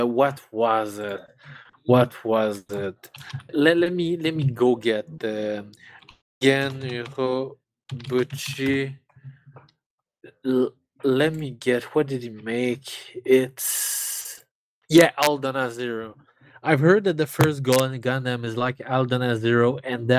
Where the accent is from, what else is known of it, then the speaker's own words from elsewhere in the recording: Canada; I'm French Canadian